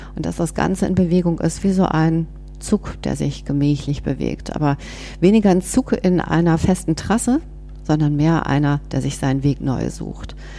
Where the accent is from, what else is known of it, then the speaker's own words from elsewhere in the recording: Bonn, North Rhine-Westphalia, Germany; moved away as an adult; now in Berlin, Germany; bin aber gebürtige Bonnerin, also wirklich Rheinländerin